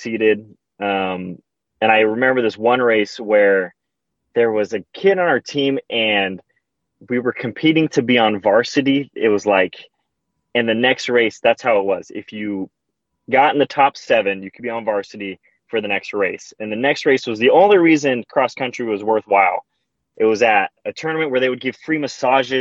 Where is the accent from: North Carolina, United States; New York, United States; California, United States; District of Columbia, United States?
California, United States; Victorville; I'm from Victorville, California. That's where I was born